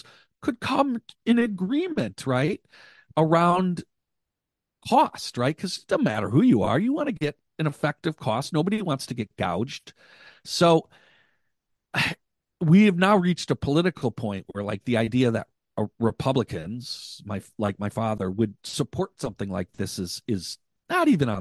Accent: Wauwatosa, Wisconsin, United States; We grew up in Wauwatosa

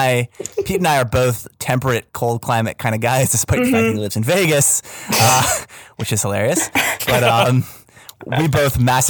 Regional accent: Canada; Teach me how to say I'm a Canadian.

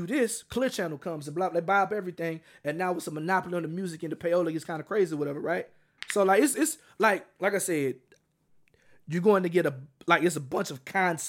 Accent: Oklahoma, United States; I'm born and raised in Oklahoma.

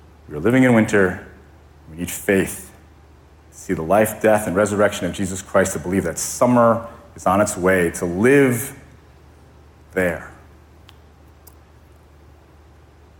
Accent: Connecticut, United States; now in Hawaii, United States; I grew up in Connecticut, as many of you know, which is very different than living and growing up in Hawaii.

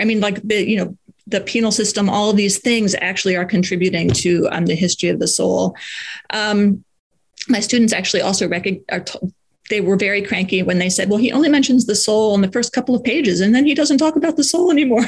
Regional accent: United States; speaking as an American in an American context

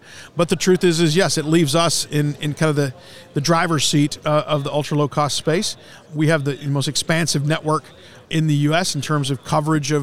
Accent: Gainesville, Texas, United States; also born or lived in Fort Worth, Texas; I'm actually from North Texas, born in Fort Worth, grew up in Cook County up by Gainesville.

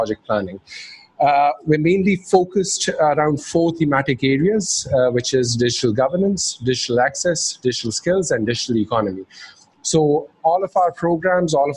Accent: Pakistan; moved away as an adult; growing up in Pakistan and then, you know, traveling abroad for my studies

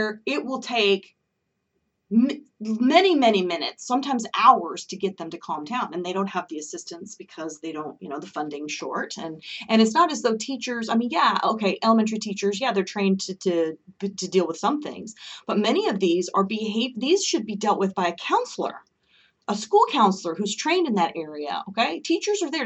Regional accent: Oregon, United States; moved away; I'm originally from Oregon

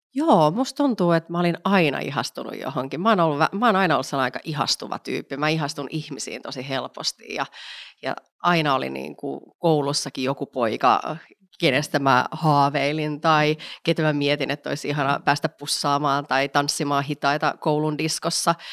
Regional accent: Vantaa, Uusimaa, Finland; also born or lived in Espoo; Espoossa synnyin, mutta Vantaalla en, al, olen tota, äh, kasvanut

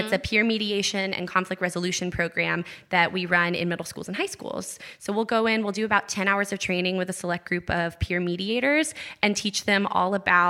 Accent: Gainesville, Georgia, United States; moved away; I'm originally from Gainesville, Georgia, which is about an hour and 15 minutes north of Atlanta.

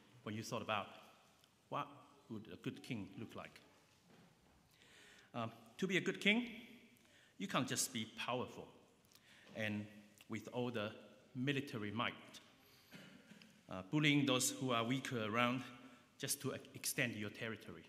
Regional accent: New Zealand; now in London, United Kingdom; I grew up in New Zealand

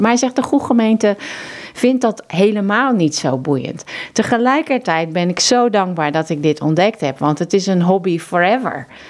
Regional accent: Zeeland, Netherlands; moved away as an adult; now in Mozambique; ik ben zelf een Zeeuwse

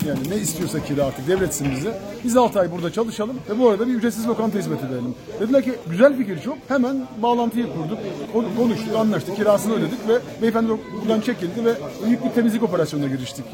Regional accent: Kilis, Kilis Province, Turkey; moved away; also born or lived in Istanbul; E, memleket bizim memleket. Ben Kilisliyim.

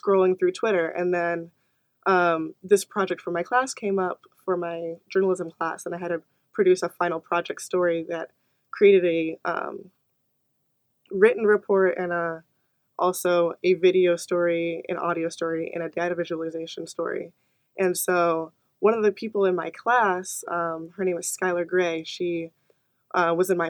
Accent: Naperville, Illinois, United States; moved away as an adult; now in Iowa City, United States; my hometown of Naperville, Illinois

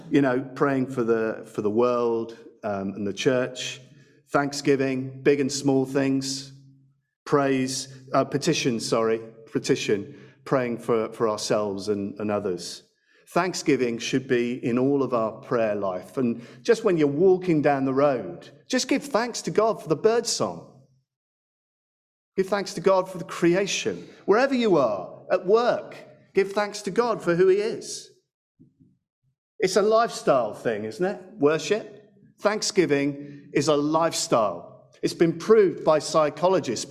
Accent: England, United Kingdom; give thanks as English people

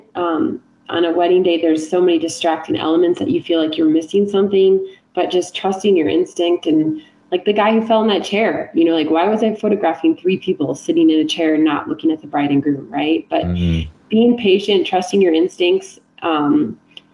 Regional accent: South Dakota, United States; moved away; I grew up in the Midwest, so like in South Dakota

